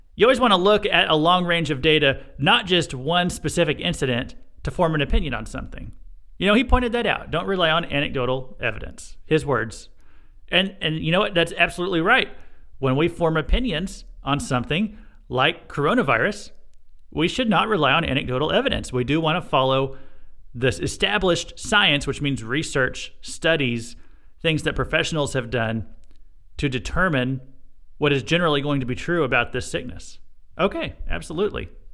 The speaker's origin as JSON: {"language": "English", "region": "Missouri", "country": "United States", "said": "this happened in my home state"}